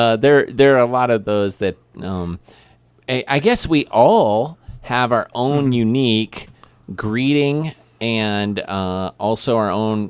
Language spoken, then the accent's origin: English; Missouri, United States; accent: Missouri; Because my Missouri accent that maybe is temporarily shaped by being around Southern folks